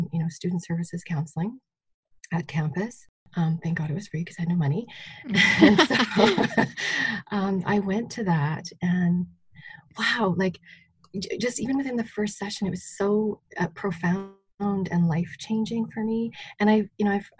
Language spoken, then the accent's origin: English; Saskatchewan, Canada; I grew up not far from here, just sort of on the border of East Central Alberta and Saskatchewan.